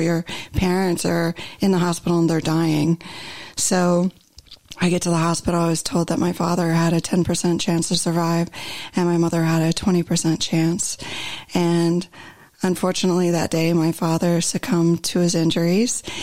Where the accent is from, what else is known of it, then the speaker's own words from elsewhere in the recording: Ohio, United States; moved away as an adult; now in Southern California, United States; So I grew up in the Midwest, in Ohio actually, and lived there the majority of my life until 2016 when I had relocated to Southern California.